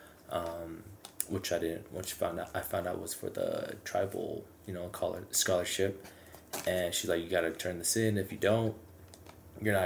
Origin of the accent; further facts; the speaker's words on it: Mescalero, New Mexico, United States; moved away as an adult; now in Albuquerque, United States; my first part of growing up in Mescalero, I grew up in the Parma Loop subdivision.